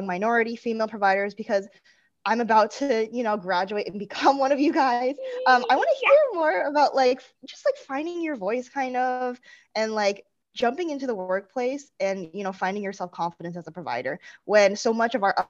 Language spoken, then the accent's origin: English; Rhode Island, United States; I grew up in Rhode Island